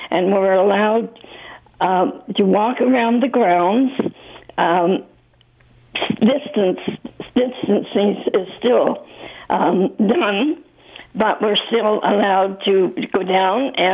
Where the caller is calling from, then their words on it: Mississauga, Ontario, Canada; I'm calling from Viva Mississauga, and I feel extremely fortunate to be here.